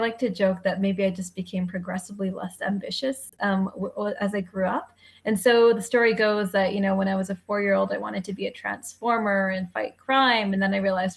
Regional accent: Canada; I'm a Canadian by background. This is where I grew up

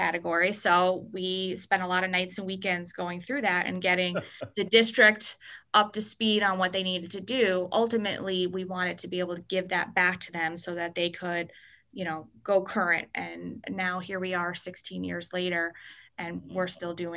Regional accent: Schodack, New York, United States; I grew up in Scodack, New York, which is about 10 minutes southeast of Albany.

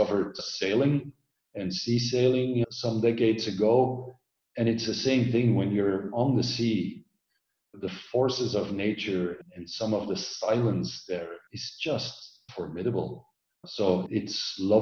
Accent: Belgium; moved away as an adult; also born or lived in Orange County, California, United States; I grew up in Belgium, densely populated.

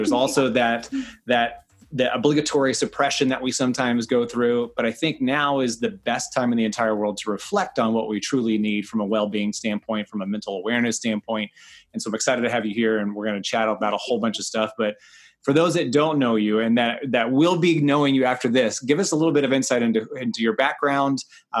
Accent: Kansas City, Missouri, United States; it's a friend from Kansas City, which I miss my hometown. And so it's great to reconnect with somebody from Kansas City and have that vibe because there's such a great energy about Kansas City.

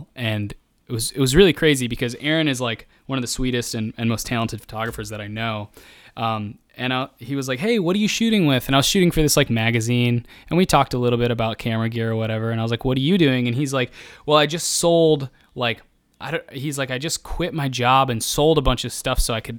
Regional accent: Midwest, United States; It's cause I'm from the Midwest and I'm afraid of, like my backbone is made of like being meek and fearful.

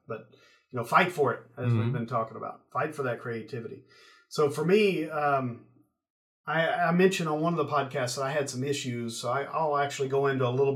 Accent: East Tennessee, United States; I'm from East Tennessee

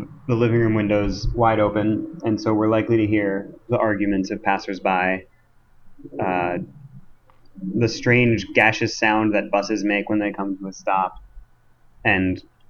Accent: East Coast, United States; now in Minnesota, United States; I'm from the East Coast

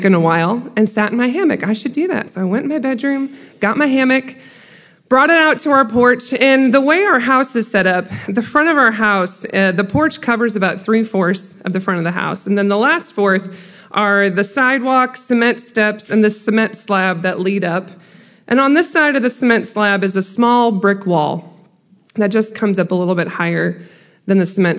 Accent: Iowa, United States; now in Macon, United States; I do currently live in Macon, Georgia, but I'm not originally from Georgia. I'm from Iowa.

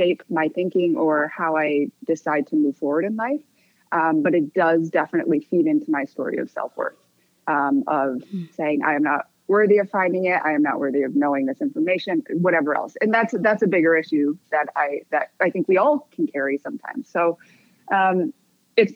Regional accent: Michigan, United States; also born or lived in Korea; I was adopted at 4 months old, and I was raised in Michigan in a very white suburb

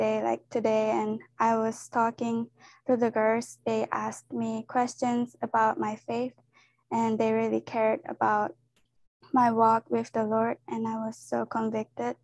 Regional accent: Japan; moved away as an adult; now in Kansas City, United States; I'm from Japan, and I came here for college

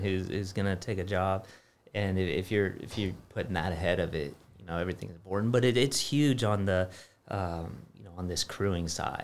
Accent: California, United States; moved away as an adult; I grew up in California

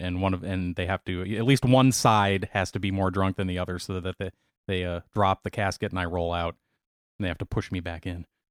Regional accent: Racine, Wisconsin, United States; I grew up in Racine

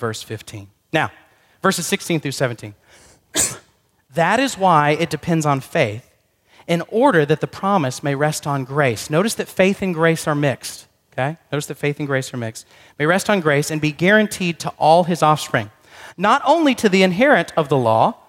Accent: Corinth, Texas, United States; I grew up in Corinth, not in Greece, but in Texas

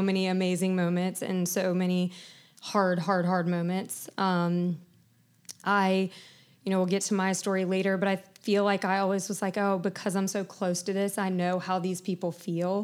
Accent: Charleston, South Carolina, United States; I grew up in Charleston, born and raised.

